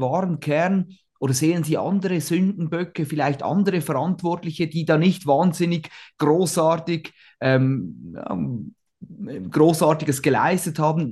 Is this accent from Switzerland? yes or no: yes; Switzerland; als Schweizer